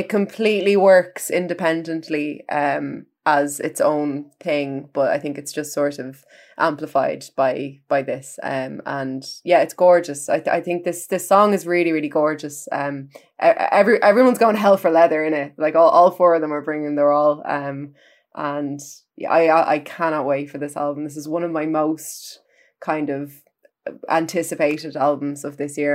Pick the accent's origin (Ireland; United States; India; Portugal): Ireland; as an Irish music critic